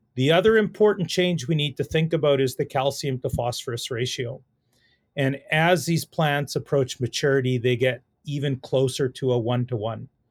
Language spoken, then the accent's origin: English; Saskatoon, Saskatchewan, Canada; I grew up in the Saskatoon area, really grew up in the city